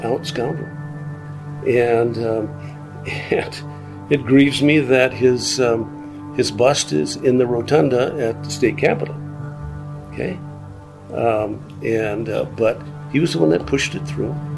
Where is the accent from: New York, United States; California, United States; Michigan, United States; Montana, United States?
Montana, United States; Dixon; my hometown is named Dixon